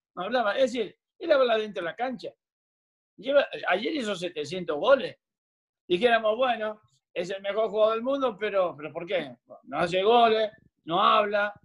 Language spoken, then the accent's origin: Spanish; Argentina; moved away as an adult; also born or lived in Bristol, Connecticut, United States; now in Florida, United States; nací en la Argentina y tenemos los cuatro climas